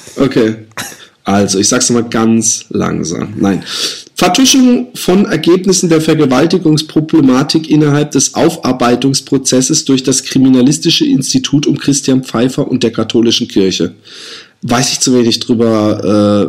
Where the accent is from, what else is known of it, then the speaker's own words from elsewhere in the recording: Busenbach, Baden-Württemberg, Germany; Busenbach, wo ich aufgewachsen bin